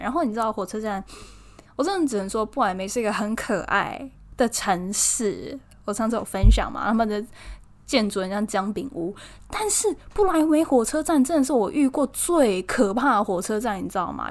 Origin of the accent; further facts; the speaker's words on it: Taiwan; 我台湾人